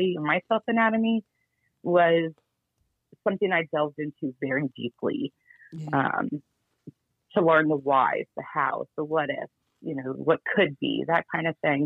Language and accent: English; Cincinnati, Ohio, United States; also born or lived in Georgia / Dayton; I'm originally from Cincinnati